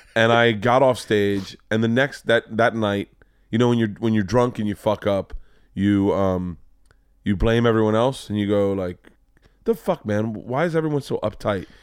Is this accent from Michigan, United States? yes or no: no; Florida, United States; growing up in Florida